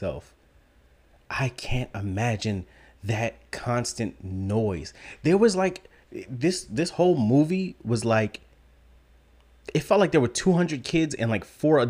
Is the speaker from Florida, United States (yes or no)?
yes; South Florida, United States; growing up here in South Florida